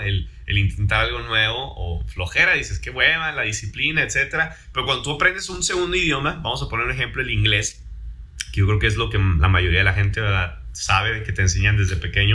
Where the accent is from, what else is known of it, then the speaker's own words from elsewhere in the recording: Mexico; first language Spanish; Soy mexicano